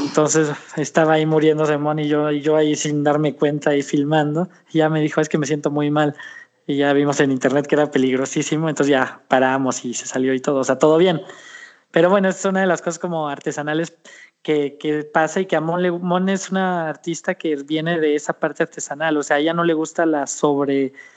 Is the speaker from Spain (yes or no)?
no; Mexico; como decimos en México